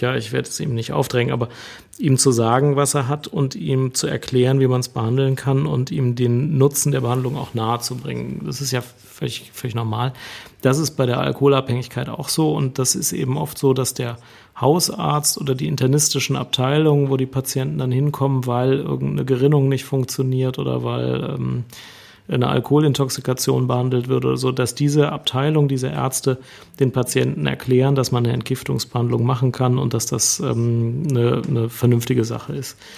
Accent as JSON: {"language": "German", "country": "Germany", "said": "bei uns in Deutschland"}